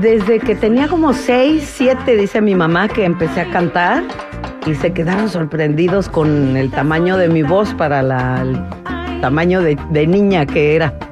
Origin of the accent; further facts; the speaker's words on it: Tlaxiaco, Oaxaca, Mexico; moved away as an adult; also born or lived in Minnesota, United States; yo nací en Tlajiaco, allá está enterrado mi ombligo, como decimos, en Oaxaca